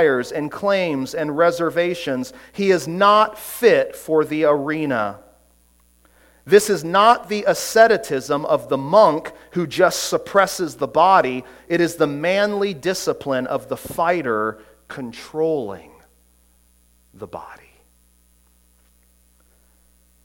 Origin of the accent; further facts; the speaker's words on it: Orlando, Florida, United States; growing up in Orlando, I was a huge Orlando Magic fan